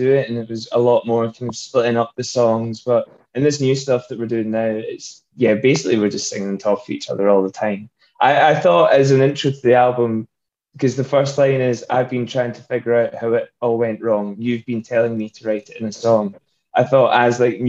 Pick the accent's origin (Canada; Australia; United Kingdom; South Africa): United Kingdom; Scotland; we can go be the only Scottish band probably in Nashville